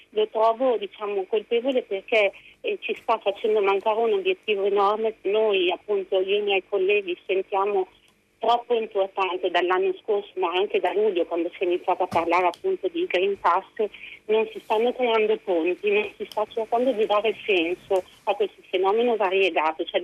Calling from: Parma, Emilia-Romagna, Italy; siamo da Parma, sono una psicoterapeuta felicemente vaccinata io e tutta la mia famiglia

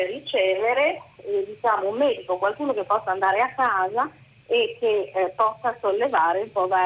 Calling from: Bologna, Emilia-Romagna, Italy; Buongiorno … siamo da Bologna.

